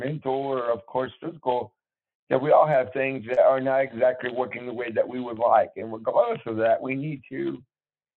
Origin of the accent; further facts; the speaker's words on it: Bandera, Texas, United States; also born or lived in Fort Worth, Texas; I was born in Fort Worth, but my family was raised in near San Antonio in a small town called Bandera